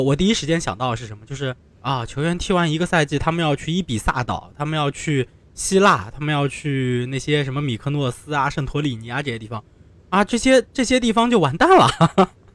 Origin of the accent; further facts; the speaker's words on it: southern China, China; 你像我们在南方